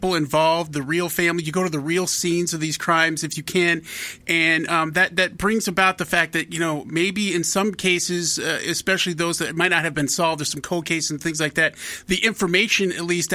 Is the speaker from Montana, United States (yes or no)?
yes; Miles City, Montana, United States; I grew up in Miles City, Montana.